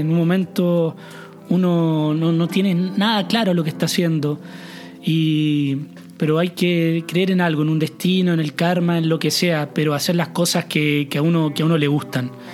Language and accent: Spanish; Chile; moved away; nosotros, como chilenos